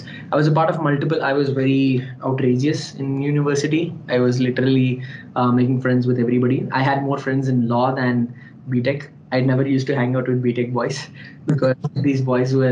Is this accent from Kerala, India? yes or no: no; Andhra Pradesh, India; I'm a Telugu guy, I'm from Andhra Pradesh